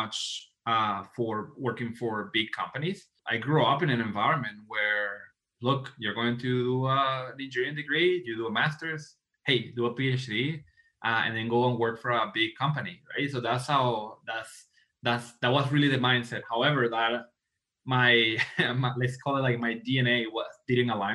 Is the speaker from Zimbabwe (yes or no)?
no; Venezuela; also born or lived in Toronto, Canada; now in Calgary, Canada; I'm an immigrant from Venezuela. So I moved to Canada in 2011.